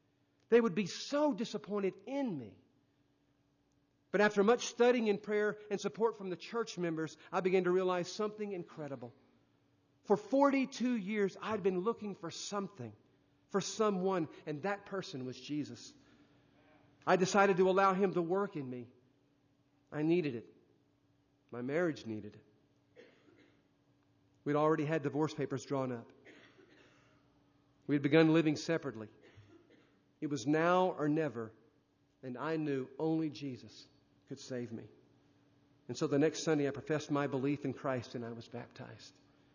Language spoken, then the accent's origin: English; India; Sometimes my thoughts would wander growing up in India, being raised in the Hindu faith. My mother was a priestess in the temple.